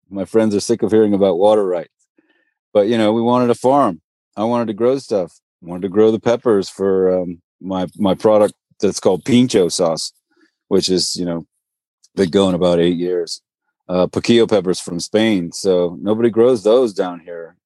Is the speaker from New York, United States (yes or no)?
no; Marin County, Northern California, United States; moved away; also born or lived in Brentwood, California / Stockton, California; I grew up in Marin County, Northern California, you know, up above the Golden Gate Bridge.